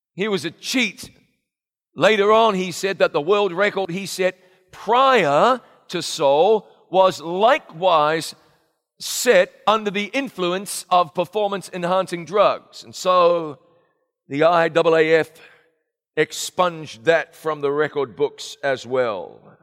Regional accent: New Zealand; moved away; my hometown of Ngarawaia in New Zealand

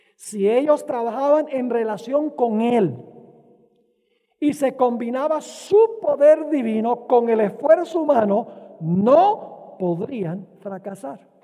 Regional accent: Venezuela; Cuando yo era niño, crecí en Venezuela

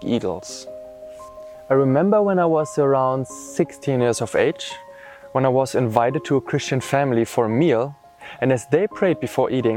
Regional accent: East Germany, Germany; now in Austria; I was born in East Germany into an atheist family and an almost completely secular social environment. All my relatives, schoolmates and friends were mostly non-believers

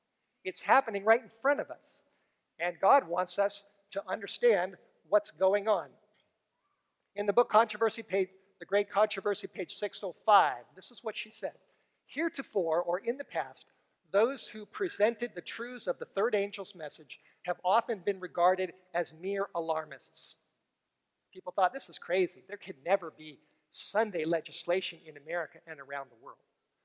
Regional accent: San Antonio, Texas, United States; So I came from San Antonio.

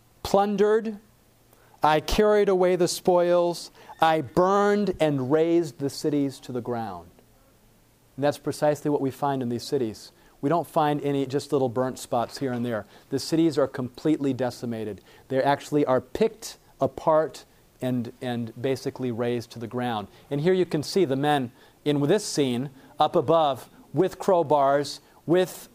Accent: Michigan, United States; moved away; I grew up in Michigan, up in the north where we have snow.

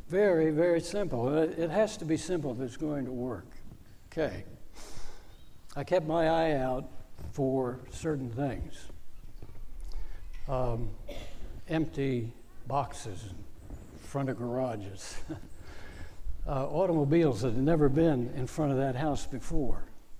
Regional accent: Northern Virginia, United States; I grew up in Northern Virginia.

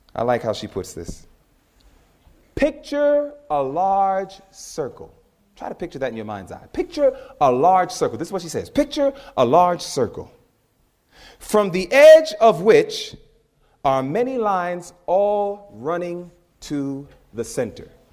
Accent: New York, United States; moved away; I'm from New York

